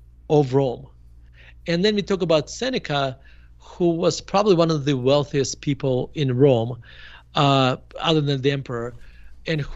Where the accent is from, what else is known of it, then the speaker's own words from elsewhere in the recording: Murmansk, Murmansk Oblast, Russia; moved away as an adult; now in United States; I grew up in Murmansk in a Jewish family. And we moved to United States in 1991. I was 18 years old.